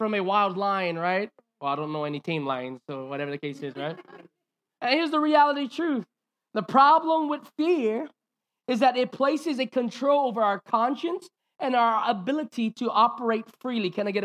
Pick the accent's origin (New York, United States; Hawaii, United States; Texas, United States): Hawaii, United States; we grew up in Hawaiian culture